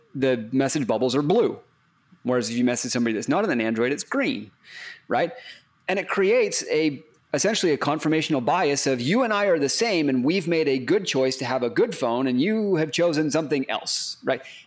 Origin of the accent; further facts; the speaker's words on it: Texas, United States; I grew up in Texas and Dr Pepper is almost a religion down there in Texas